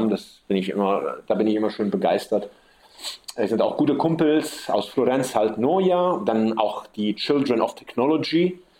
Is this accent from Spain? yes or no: no; Sicily, Italy; Ich bin so aufgewachsen hier auf der Insel und man ist halt auf der Insel isoliert.